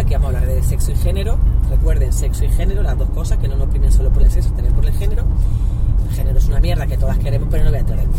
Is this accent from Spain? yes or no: yes; Andalusia, Spain; also born or lived in El Salvador; now in Madrid, Spain; aparte de ser andaluza, que eso ya me hace estar en mi tierra